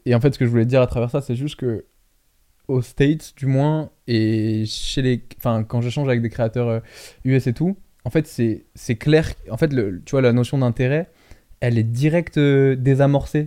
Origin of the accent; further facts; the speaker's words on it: France; quand j'étais rentré en France, j'étais un des seuls euh, Français aussi jeunes dans le fitness game